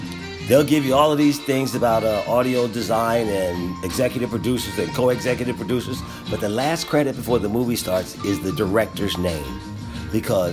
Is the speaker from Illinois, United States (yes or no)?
no; Philadelphia, Pennsylvania, United States; I'm from growing up in Philadelphia with a black and white TV in my room